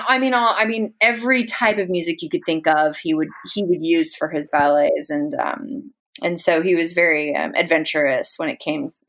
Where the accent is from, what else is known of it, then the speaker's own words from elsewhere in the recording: San Francisco, California, United States; I grew up like in the heart of the Haight-Ashbury. My father, he bought that house in 1967.